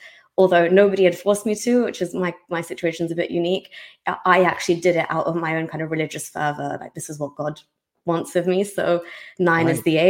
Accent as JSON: {"language": "English", "country": "Saudi Arabia", "tie": "born or raised there", "also_born_or_lived": "England", "said": "there were a couple of things, you know, that played on my mind growing up in Saudi Arabia. But it's interesting, because in England, I was so into the faith."}